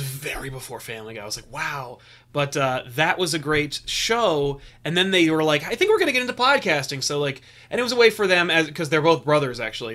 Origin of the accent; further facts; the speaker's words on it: United States; as an American